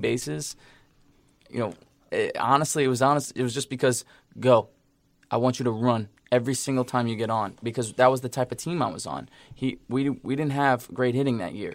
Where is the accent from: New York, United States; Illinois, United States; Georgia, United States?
New York, United States; I'm from New York